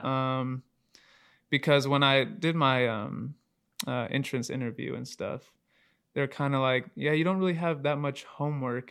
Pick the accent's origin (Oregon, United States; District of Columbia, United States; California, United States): Oregon, United States; Aloha; from Aloha, Oregon. Uh, pretty much grew up here my whole life. Born and raised here in Oregon